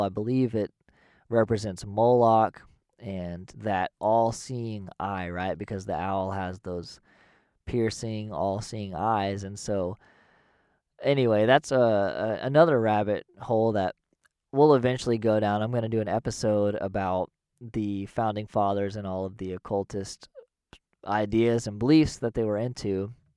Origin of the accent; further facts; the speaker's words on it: United States; growing up in America